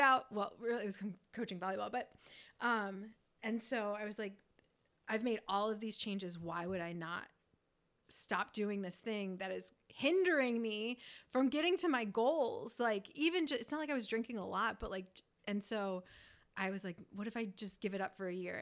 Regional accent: Northeast, United States; moved away; we're from the Northeast

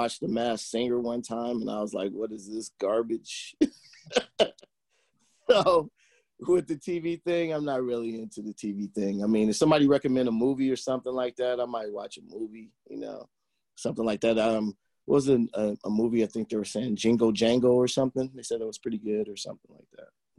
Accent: Oakland, California, United States; also born or lived in Pleasant Hill, California; I grew up in Oakland

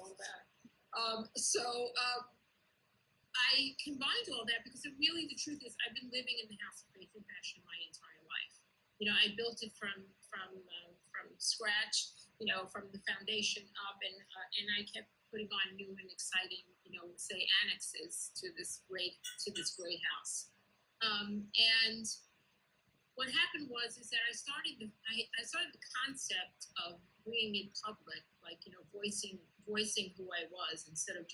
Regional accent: New York City, New York, United States; I was raised in Kew Garden Hills, in Orthodox communion, Kew Garden Hills.

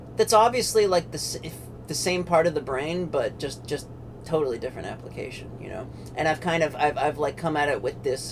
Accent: Pennsylvania, United States; now in North Carolina, United States; I'm in North Carolina, but I grew up in Pennsylvania

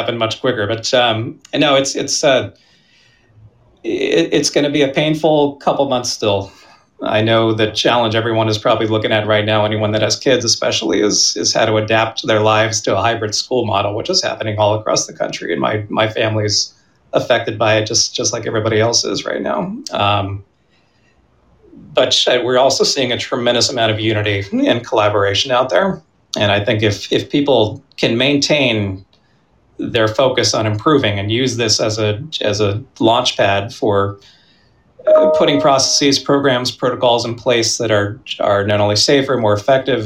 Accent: Pennsylvania, United States; now in Boston, United States; I grew up in Pennsylvania

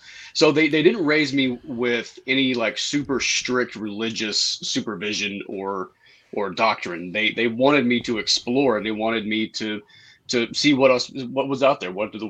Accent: Saginaw, Texas, United States; I grew up in North Texas in a little town called Saginaw, and it's not so little anymore. It's about quadrupled in size and population from when I was a kid. And I mean, my parents were not super religious.

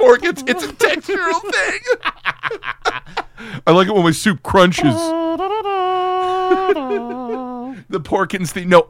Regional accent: Austria; I'm from Austria.

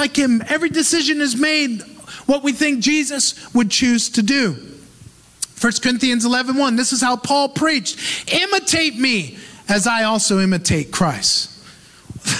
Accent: United States; moved away; as an American

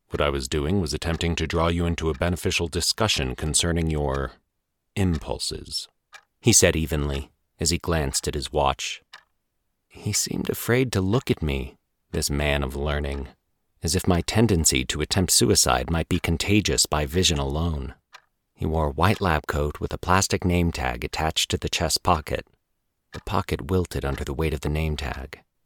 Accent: Colorado, United States; moved away as an adult; also born or lived in New York City; I get to stay in beautiful Colorado, my home state

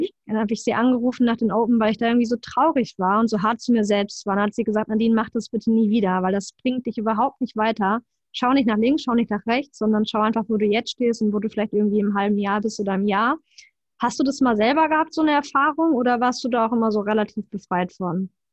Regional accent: Germany; bei uns in Deutschland

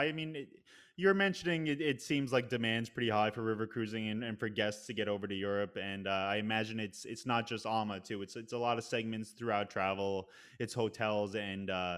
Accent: Northeast, United States; now in New York City, United States; I'm from the Northeast

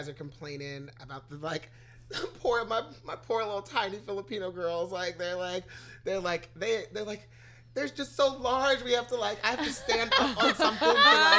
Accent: Guyana; also born or lived in Baltimore; now in United States; I'm American born here, but I was raised in Guyana. So I grew up in quote unquote third world like conditions.

